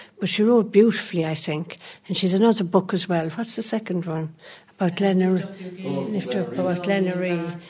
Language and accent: English; Rathangan, County Kildare, Ireland; I was born and reared in Ruthangan. I'm living here